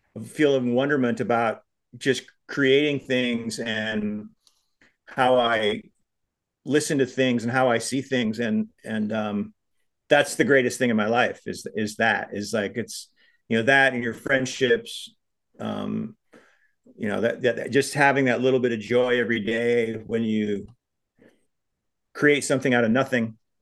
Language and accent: English; Big Sandy, Montana, United States; my hometown of Big Sandy